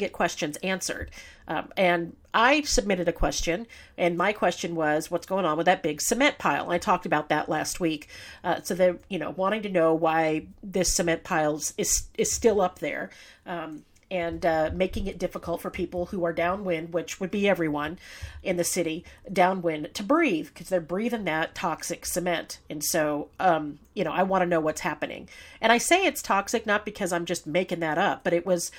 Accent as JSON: {"language": "English", "town": "San Bernardino", "region": "California", "country": "United States", "tie": "born or raised there", "said": "San Bernardino is my hometown. I live here, work here, and raised my children here."}